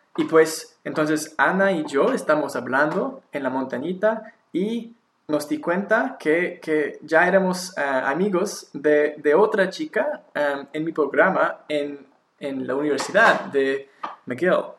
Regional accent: Victoria, British Columbia, Canada; Spanish is a second language; now in Montreal, Canada; en mi ciudad natal, Victoria

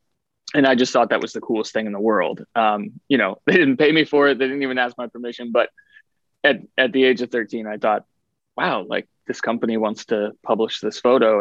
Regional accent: Ohio, United States; also born or lived in Western Pennsylvania / Western New York; I moved around a lot as a kid. I was born in Western Pennsylvania, lived in Western New York, and then went to high school outside of Columbus, Ohio.

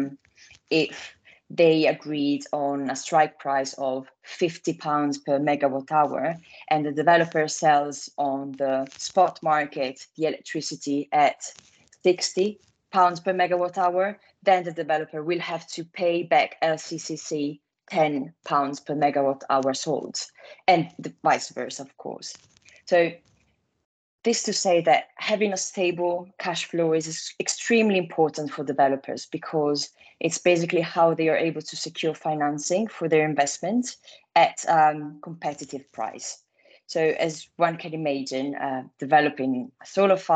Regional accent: Italy; accent: Italian; English is a second language; moved away as an adult; now in London, United Kingdom; I'm Italian, as you might guess from my accent

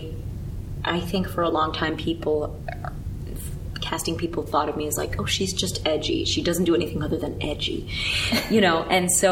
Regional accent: New York, United States; I grew up here in New York

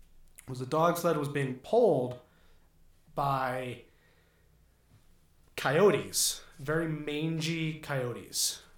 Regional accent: near Los Angeles, Southern California, United States; I grew up in Southern California. Near Los Angeles.

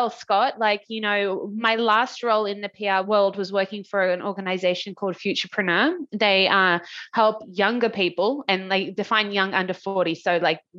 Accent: Australia; I'm from Australia.

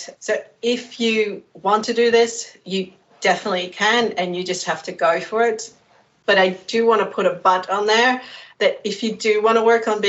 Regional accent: Netherlands; moved away as an adult; also born or lived in United Kingdom; I left the Netherlands in 1994 to go study in the UK

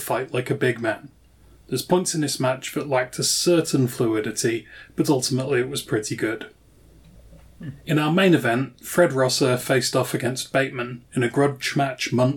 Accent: United Kingdom; As a Brit

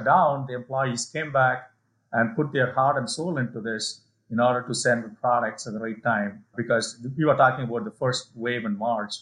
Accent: India; moved away; my hometown now in India, where I grew up

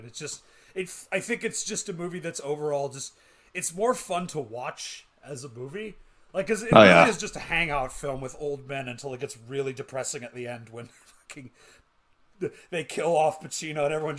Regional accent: Canada

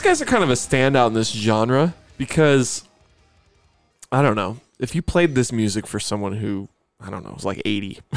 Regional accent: Buffalo, New York, United States; growing up in Buffalo

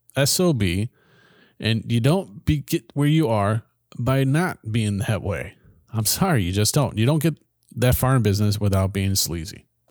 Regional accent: United States; our own country

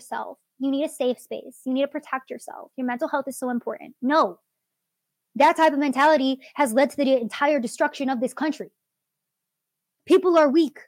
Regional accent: United States; I view myself as an American

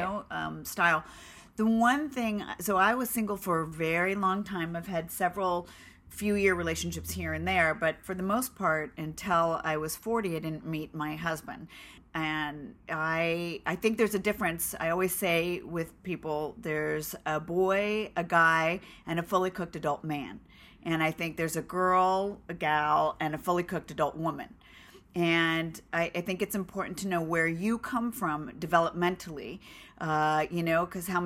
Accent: Los Angeles, California, United States; we're from Los Angeles

